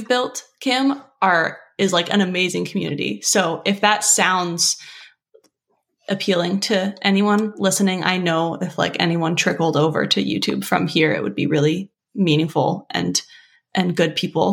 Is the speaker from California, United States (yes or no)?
yes; Los Angeles, California, United States; moved away as an adult; also born or lived in Pacific Northwest; I grew up in LA, I went to college on the central coast of California